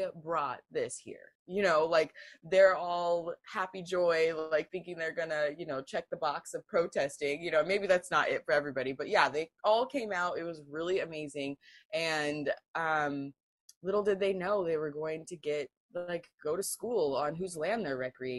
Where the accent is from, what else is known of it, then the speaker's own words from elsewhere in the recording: Pacific Northwest, United States; I grew up in the Pacific Northwest